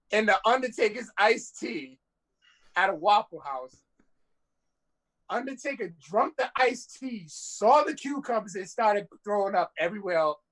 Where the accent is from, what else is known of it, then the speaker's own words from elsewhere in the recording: Rhode Island, United States; I'm from Rhode Island.